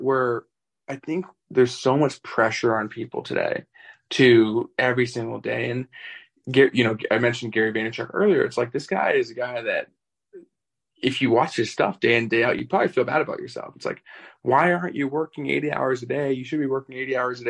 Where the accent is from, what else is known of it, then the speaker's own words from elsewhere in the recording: Vancouver, British Columbia, Canada; moved away as an adult; now in Las Vegas, United States; I'm from Canada originally. I moved out to Las Vegas like 5 or 6 years ago. And over Christmas, I went back to Vancouver